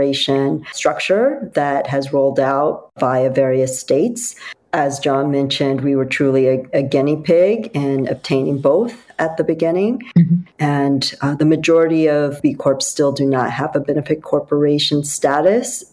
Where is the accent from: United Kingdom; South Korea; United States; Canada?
South Korea; moved away; I grew up in South Korea, but it was before South Korea became a tiger economy, and I grew up along the coast.